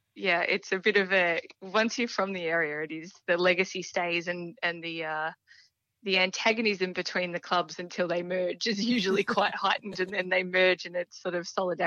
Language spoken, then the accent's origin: English; Dimboola, Victoria, Australia; also born or lived in Horsham; So I'm born and bred across the Wimmera Mallee. So I grew up in Dimboola and then spent some time away for university and then came back to Horsham, Birchip, and back in Horsham. So I've never really left the area.